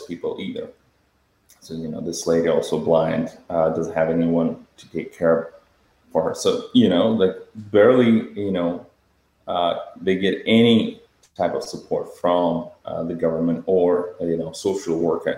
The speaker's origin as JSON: {"language": "English", "country": "Moldova", "tie": "born or raised there", "moved": "as an adult", "said": "my home country, Moldova. My family still lives there"}